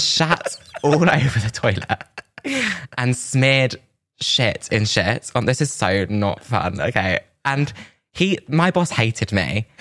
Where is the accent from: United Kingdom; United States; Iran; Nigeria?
United Kingdom; Milton Keynes, South East England; now in London, United Kingdom; I was from Milton Keynes